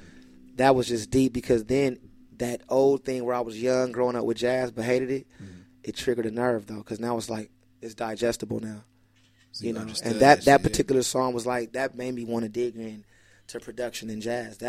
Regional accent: West Coast, United States; Because Tribe, first of all, I'm from the West Coast, and we like 808.

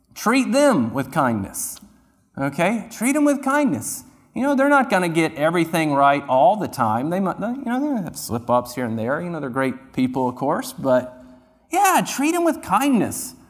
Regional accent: near Duke University, North Carolina, United States; moved away; I grew up near Duke University

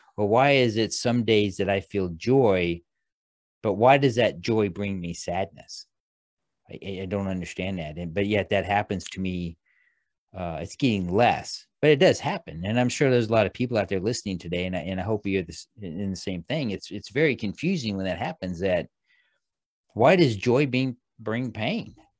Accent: Midwest, United States; I grew up in the Midwest.

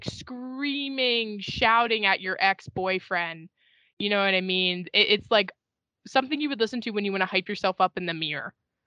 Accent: Williamsport, Pennsylvania, United States; moved away as an adult; now in Tuscaloosa, United States; I'm originally from Williamsport, Pennsylvania, which is home of the Little League World Series

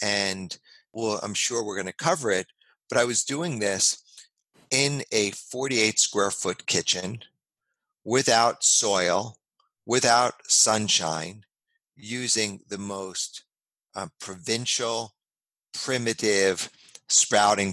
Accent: New York City, New York, United States; also born or lived in Los Angeles / San Francisco; now in California, United States; I grew up in New York City

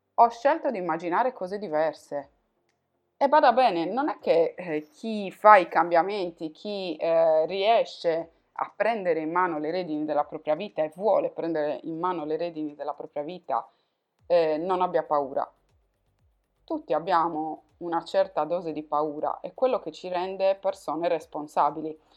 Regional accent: Sardinia, Italy; accent: Sardinian; moved away as an adult; now in Turin, Italy; dalla Sardegna, come puoi probabilmente sentire dal mio accento, mi sono trasferita a Torino

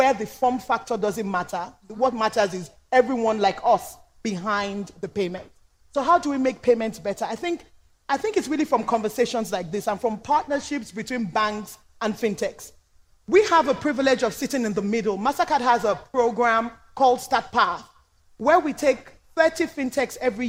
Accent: Nigeria; I'm Nigerian

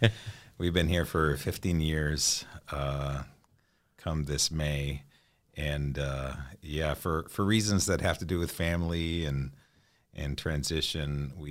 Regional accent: Mexico; moved away as an adult; My parents are missionaries, so I'm an MK from Mexico. A missionary kid

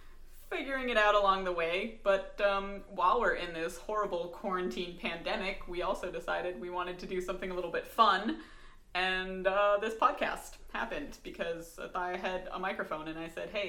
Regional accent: North Carolina, United States; now in Southern California, United States; I was not born there, but I was. I was, and it sucked. But I lived there for long enough to call myself a North Carolinian.

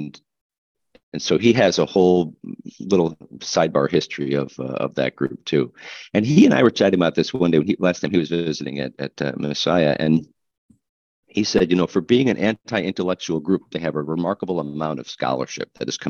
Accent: Midwest, United States; Moody Bible Institute was not far away from where I grew up in the Midwest

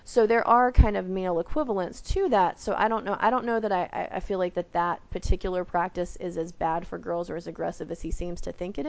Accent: the South, United States; I'm Southern. But growing up in the South, everybody kind of gets called diminutive names all the time.

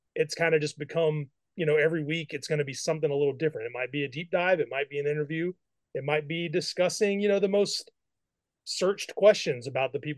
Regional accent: Mississippi, United States; I grew up in Mississippi

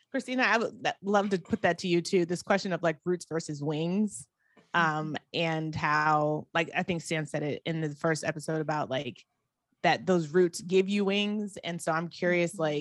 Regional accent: Atlanta, Georgia, United States; also born or lived in Akron, United States; now in Miami, United States; I did a lot of growing up in Atlanta, and so I I have a lot of love for Atlanta and the, what it did for me.

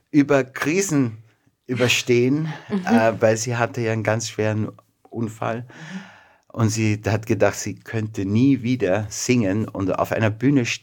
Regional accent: Vienna, Austria; born there; Äh, ich bin in Wien geboren.

